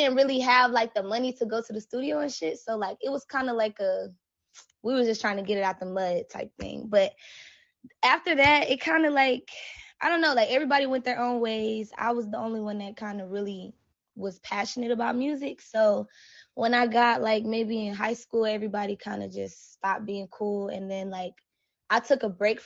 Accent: Mobile, Alabama, United States; I'm from Alabama, Mobile to be exact.

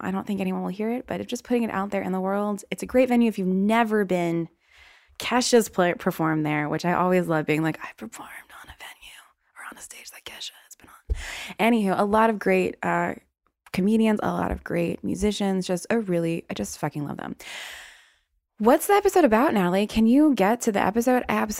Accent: the South, United States; accent: Southern

